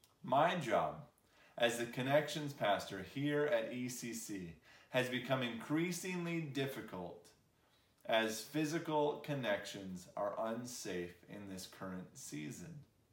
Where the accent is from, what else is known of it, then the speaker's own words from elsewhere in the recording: Michigan, United States; also born or lived in Chicago; now in Lafayette, United States; I grew up in Michigan, I lived in Chicago.